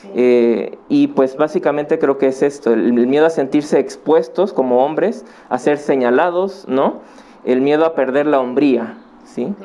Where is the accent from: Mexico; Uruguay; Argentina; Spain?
Mexico; Acapulco, Guerrero; moved away as an adult; now in Puebla, Mexico; yo nací en Acapulco. Eh, en el 2004 yo vine aquí a Puebla a estudiar la universidad